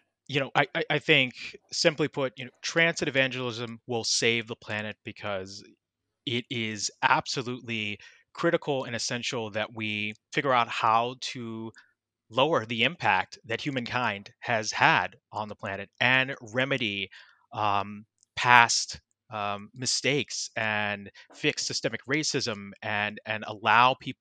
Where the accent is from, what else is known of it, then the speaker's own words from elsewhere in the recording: Baltimore, Maryland, United States; now in New York City, United States; that's where I'm originally from. And as I shared earlier, I grew up on the Baltimore Metro